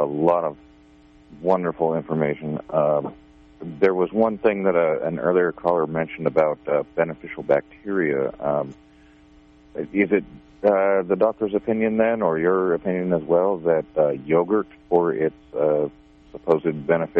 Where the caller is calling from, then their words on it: Garberville, California, United States; Garberville, thank you.